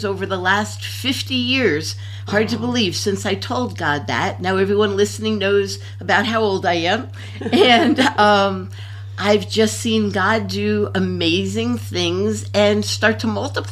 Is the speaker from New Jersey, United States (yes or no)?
yes; New Jersey, United States; moved away; also born or lived in Louisiana; I grew up in New Jersey